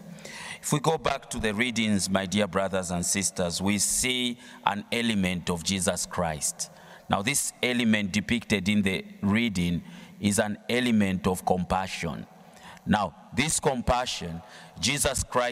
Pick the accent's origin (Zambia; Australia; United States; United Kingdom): Zambia; I come from Zambia